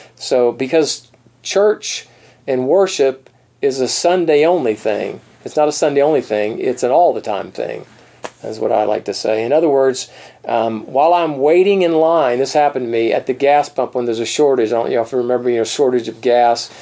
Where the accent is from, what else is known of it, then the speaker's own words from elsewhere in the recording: East Coast of Florida, United States; moved away; also born or lived in Colorado; I'm from the East Coast.